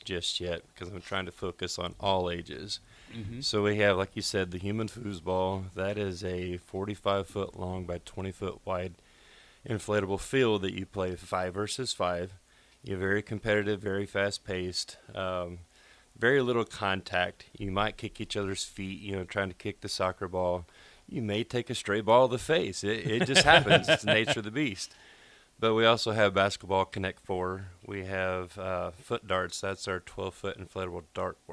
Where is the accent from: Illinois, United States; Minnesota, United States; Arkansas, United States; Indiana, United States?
Arkansas, United States; now in Nebraska, United States; I'm from Arkansas